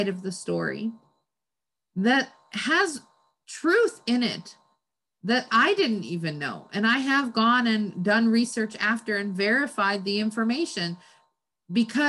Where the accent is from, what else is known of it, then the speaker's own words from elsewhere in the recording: United States; I'm an American. I was born here